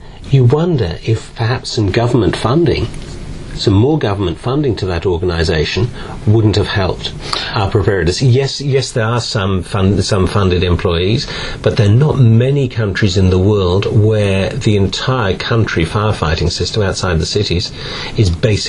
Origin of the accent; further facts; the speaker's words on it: Manchester, North West England, United Kingdom; It's a change from when I were a lad growing up in Manchester 30 years ago, I can tell you.